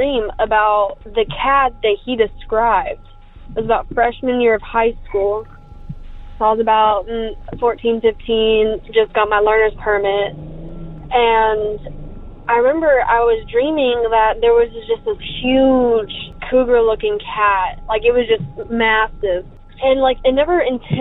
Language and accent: English; United States; I grew up around Lake Texoma.